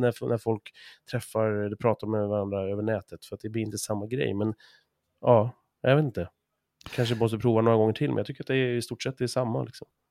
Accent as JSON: {"language": "Swedish", "country": "Sweden", "said": "oss som svenskar"}